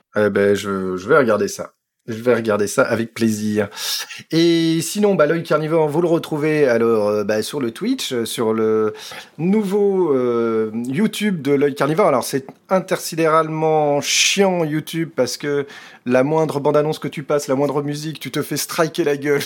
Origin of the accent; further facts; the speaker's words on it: France; moved away as an adult; now in Belgium; je suis français, vivant en Belgique depuis plus de 20 ans